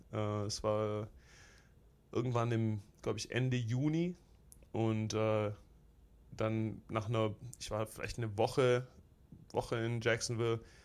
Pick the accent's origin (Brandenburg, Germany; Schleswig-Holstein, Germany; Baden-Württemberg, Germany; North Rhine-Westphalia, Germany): Baden-Württemberg, Germany; Stuttgart; also born or lived in Filderstadt; now in United States; ich bin, äh, bin in Stuttgart geboren im, oh, ich will sagen, Marienhospital direkt okay. Äh, äh, damals und auch in Stuttgart aufgewachsen, zur Schule gegangen